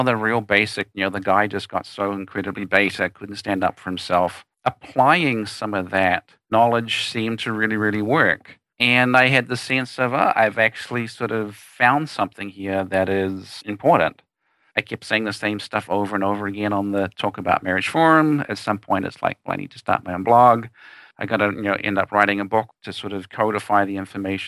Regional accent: New Zealand; moved away as an adult; now in United States; I am in fact from New Zealand, the smaller, more attractive country of the two, and born, raised there until 1994. And then I came to the United States

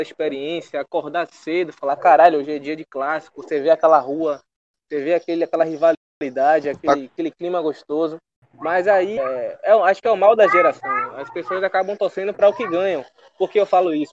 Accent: Recife, Pernambuco, Brazil; eu nasci em Recife

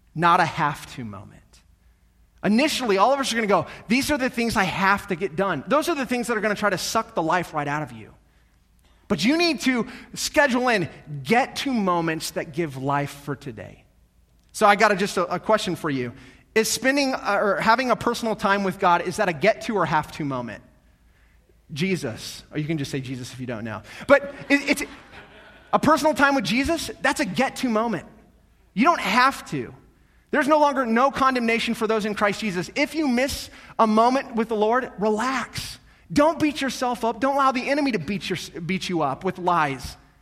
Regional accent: North Platte, Nebraska, United States; growing up in North Platte, I'm the oldest of, there's three of us, three boys

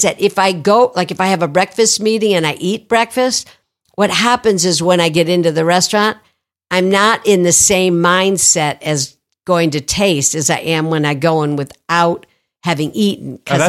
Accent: Toledo, Ohio, United States; Toledo, Ohio.

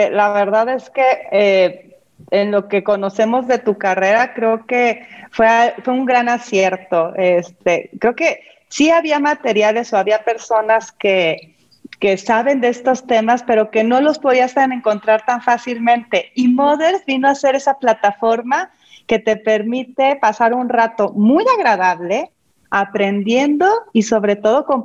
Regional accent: Mexico City, Mexico; Soy de la Ciudad de México.

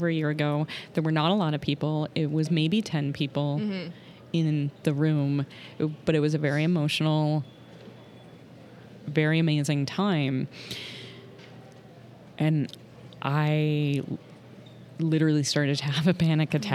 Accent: Boston, Massachusetts, United States; I'm from the Boston area

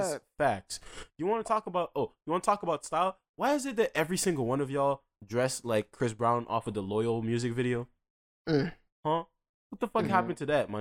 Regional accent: Dorval, Quebec, Canada; I grew up in Dorval and throughout fucking primary school

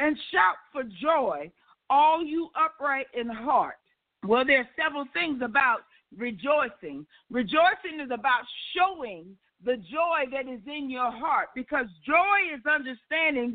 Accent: the South, United States; I'm from the South

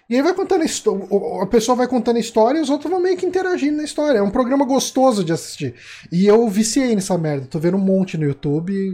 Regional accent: Rio de Janeiro, Brazil; Como carioca eu fico ofendido.

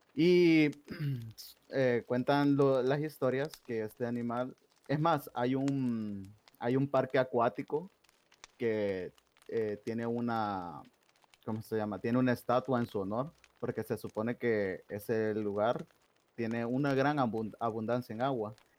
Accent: El Salvador; yo soy de El Salvador

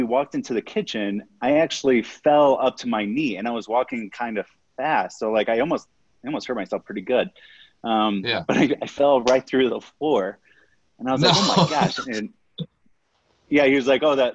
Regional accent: Fort Wayne, Indiana, United States; moved away as an adult; also born or lived in Florida; now in Denver, United States; I grew up on a farm in Indiana

